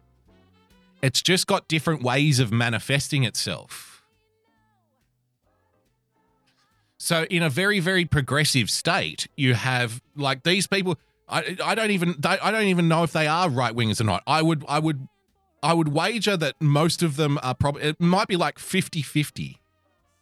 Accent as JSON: {"language": "English", "country": "Australia", "said": "I love being an Aussie"}